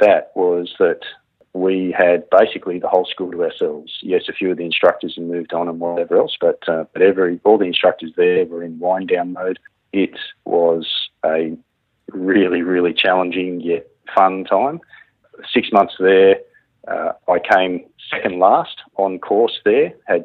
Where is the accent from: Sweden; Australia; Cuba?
Australia; Katoomba, New South Wales; now in Brisbane, Australia; I grew up in Katoomba in the Blue Mountains